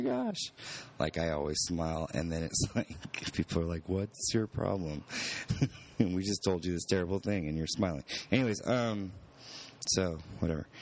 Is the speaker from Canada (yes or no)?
no; California, United States; moved away; Growing up in California